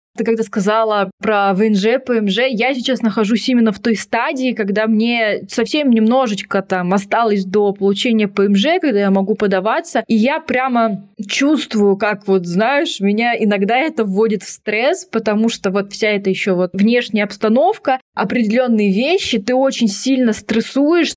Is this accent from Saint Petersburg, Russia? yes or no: no; near Tomsk, Western Siberia, Tomsk Oblast, Russia; moved away; я вот родилась в Томске под Томском даже, в Сибири, в Западной